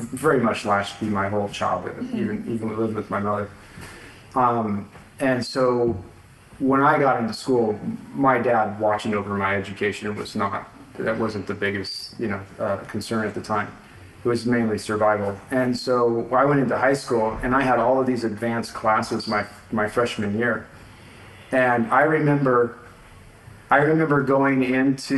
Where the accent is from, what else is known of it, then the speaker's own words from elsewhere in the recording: California, United States; moved away as an adult; also born or lived in Texas; I grew up in California